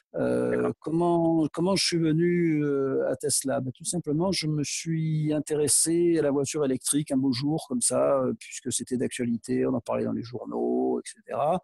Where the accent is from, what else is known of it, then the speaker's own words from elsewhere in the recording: Aix-en-Provence, Provence-Alpes-Côte d'Azur, France; je suis originaire d'Aix et j'ai encore euh, de la famille là-bas